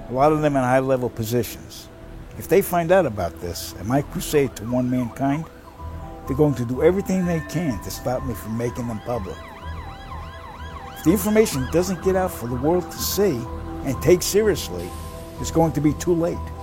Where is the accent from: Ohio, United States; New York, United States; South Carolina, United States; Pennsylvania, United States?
New York, United States; New York City; now in North Hollywood, United States; I'm originally from New York City.